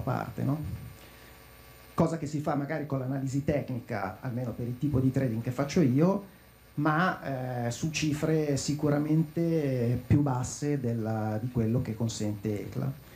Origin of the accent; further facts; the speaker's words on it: Lecco, Lombardy, Italy; io sono di Lecco